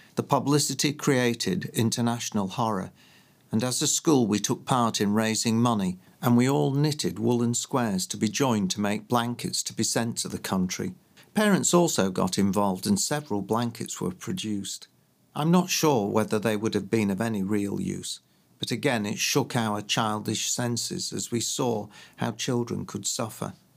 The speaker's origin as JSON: {"language": "English", "town": "Leeds", "region": "Yorkshire and the Humber", "country": "United Kingdom", "tie": "born or raised there", "also_born_or_lived": "London", "moved": "as an adult", "said": "growing up in Leeds"}